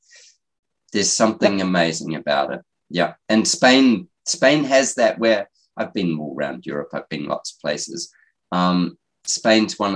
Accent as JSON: {"language": "English", "country": "New Zealand", "moved": "yes", "said": "I'm always going to be a New Zealander"}